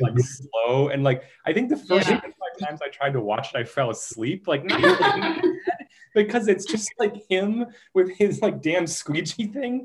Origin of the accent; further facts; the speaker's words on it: Minneapolis, Minnesota, United States; I grew up in Minneapolis with the Spoon and Cherry right next to the Walker Art Center